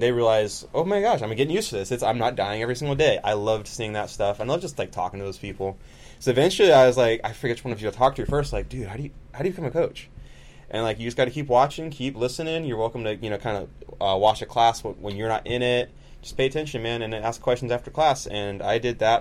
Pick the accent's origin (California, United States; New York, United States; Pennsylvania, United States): California, United States; Rio Vista; I'm from Rio Vista